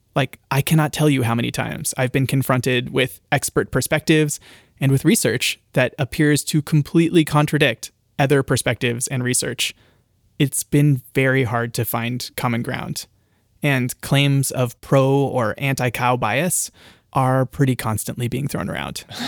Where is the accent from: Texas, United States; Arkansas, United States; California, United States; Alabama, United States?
California, United States; in my experience of growing up in California, every afternoon, like clockwork, two items emerge from the pantry a bottle of wine and some cheese.